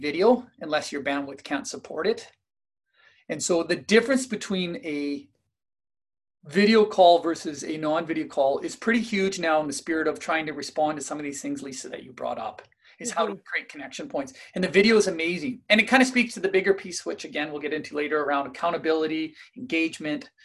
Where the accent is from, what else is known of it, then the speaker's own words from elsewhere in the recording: Kamloops, British Columbia, Canada; I'm from Kamloops, based out of Kamloops here, British Columbia